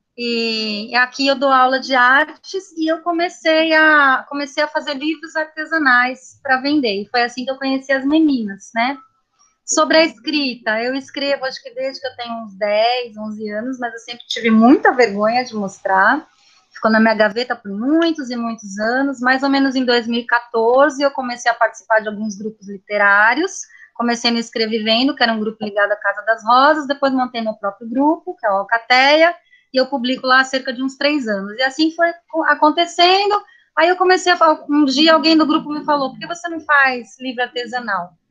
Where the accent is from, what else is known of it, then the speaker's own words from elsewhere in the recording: São Paulo, Brazil; moved away as an adult; also born or lived in Minas Gerais; eu sou de São Paulo, sou nascida na capital